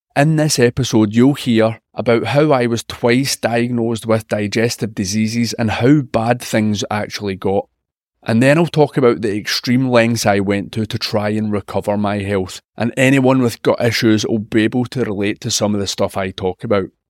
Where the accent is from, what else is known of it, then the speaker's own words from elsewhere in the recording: Scotland, United Kingdom; I'm a Scottish health and wellness journalist